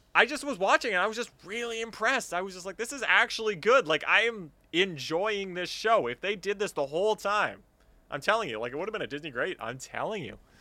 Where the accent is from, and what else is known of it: Canada